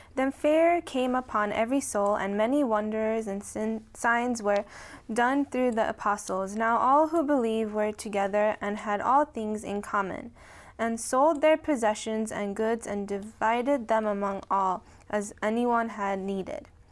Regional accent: upstate New York, United States; I'm from upstate New York

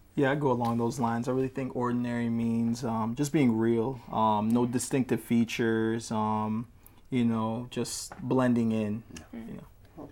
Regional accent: Washington, District of Columbia, United States; I'm from Washington, D.C.

